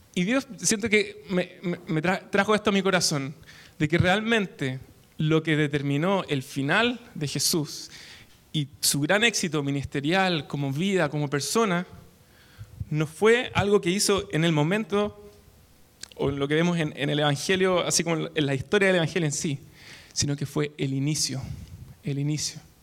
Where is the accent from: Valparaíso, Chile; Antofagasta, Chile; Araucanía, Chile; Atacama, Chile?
Araucanía, Chile; Temuco; now in Santiago, Chile; Soy de Temuco, del sur de Chile